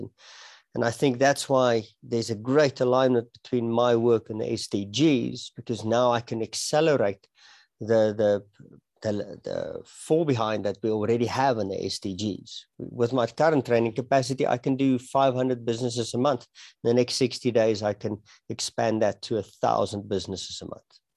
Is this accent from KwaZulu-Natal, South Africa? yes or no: no; Pretoria, Gauteng, South Africa; moved away as an adult; now in Johannesburg, South Africa; I, I was born and I was raised in uh, Pretoria, the capital city of South Africa